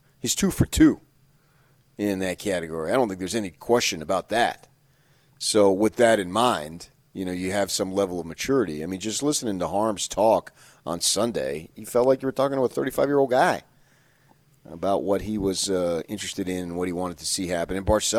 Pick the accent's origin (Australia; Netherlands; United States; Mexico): United States; New Jersey; born or raised there